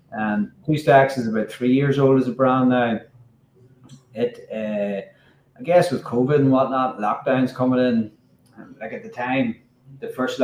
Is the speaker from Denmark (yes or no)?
no; Hilltown, Northern Ireland, United Kingdom; also born or lived in Belfast; I grew up in Hilltown, County Down, not too far from Newry.